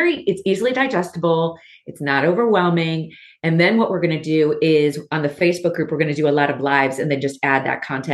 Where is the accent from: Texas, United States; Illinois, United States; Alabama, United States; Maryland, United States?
Maryland, United States; Baltimore; I'm from Baltimore.